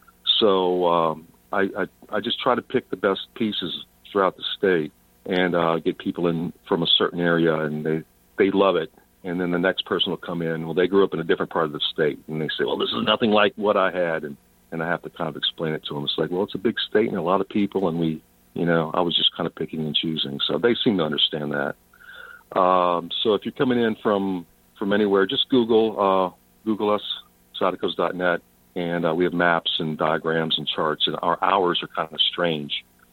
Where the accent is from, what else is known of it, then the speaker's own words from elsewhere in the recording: Louisiana, United States; also born or lived in New Orleans / Baton Rouge / Lafayette; I was very fortunate growing up in South Louisiana in that my father worked for an oil refinery, Texaco oil refinery, and we moved around a lot along the Gulf Coast.